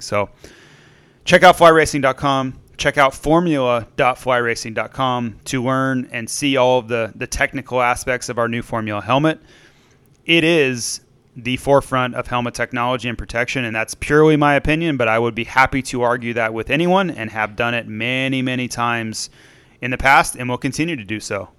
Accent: Florida, United States; growing up in Florida

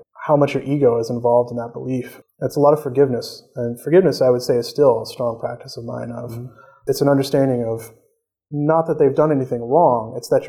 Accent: Peoria, Illinois, United States; moved away as an adult; now in Fairfield, Iowa, United States; I'm originally from Illinois.

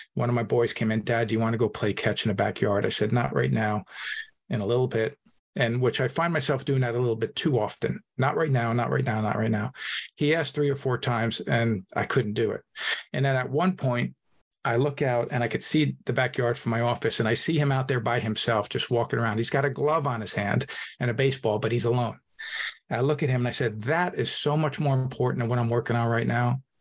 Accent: Hudson County, New Jersey, United States; I'm an Italian from Hudson County, New Jersey.

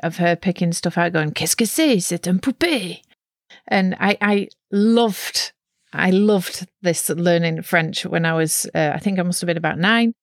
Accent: near Preston, North West England, United Kingdom; accent: Lancashire; moved away as an adult; now in Netherlands; I grew up in a very monolingual part of England, or at least it was then, in the northwest of England, near Preston

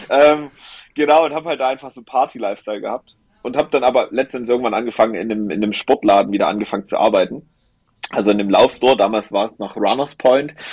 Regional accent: Holzhau, Saxony, Germany; meine Oma, mein Opa waren quasi bei uns im Erzgebirge, wo ich gebürtig herkomme, aus Holzhau, wo man noch Bäume gefällt hat mit der Axt. Ähm, da komme ich her

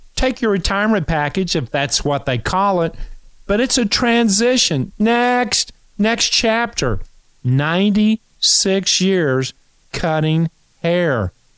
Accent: Kentucky, United States; I'm from Kentucky

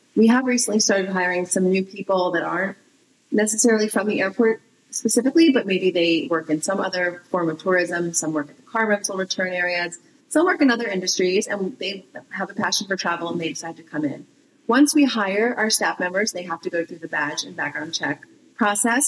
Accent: East Coast, United States; moved away as an adult; also born or lived in Southern California; I grew up on the East Coast, but I lived in Cal- moved to California when after I met my husband.

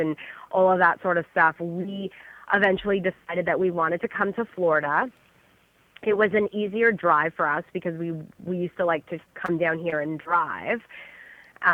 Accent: Toronto, Ontario, Canada; moved away as an adult; now in Jupiter, United States; So I'm from Ontario, Canada. I was born and raised in the Greater Toronto area. I spent most of my time growing up in Toronto, the big city in Canada. And currently, we are in Jupiter, Florida

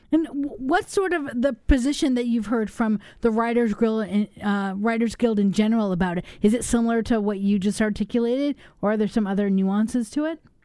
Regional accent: Los Angeles, California, United States; now in Madison, United States; I grew up in Los Angeles

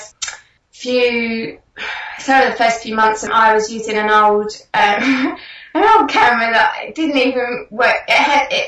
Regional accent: England, United Kingdom; moved away as an adult; now in Australia; I am essentially English

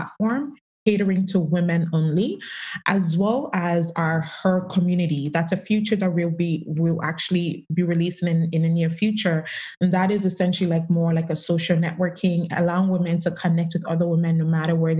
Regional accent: Canada; I grew up in Canada.

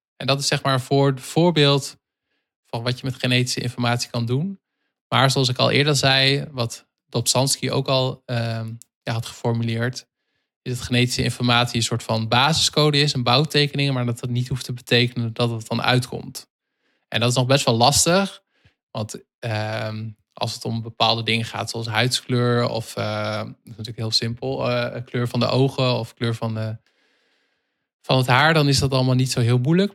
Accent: Netherlands; wij als Nederlanders

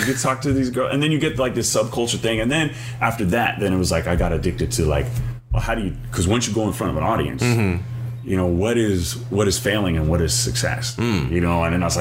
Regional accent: Ewa Beach, Hawaii, United States; also born or lived in Maryland; I was born in Maryland. And then I was raised here in Hawaii

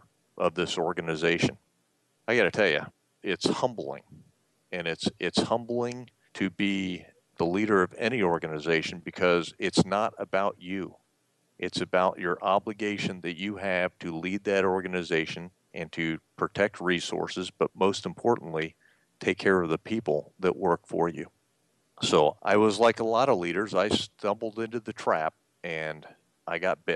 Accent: Columbus, Georgia, United States; moved away; growing up in Columbus, Georgia

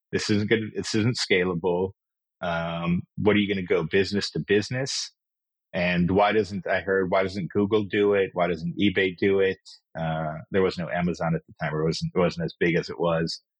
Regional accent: Kenya; also born or lived in Israel; So as you mentioned, I, I was born in Israel, but I actually grew up in Kenya in Africa. Um, we moved there when I was four years old, and I went to the same school all the way from kindergarten to 12th grade.

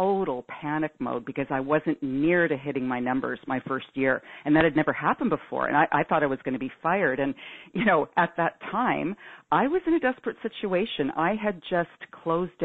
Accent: Toronto, Ontario, Canada; I'm from Toronto, Canada

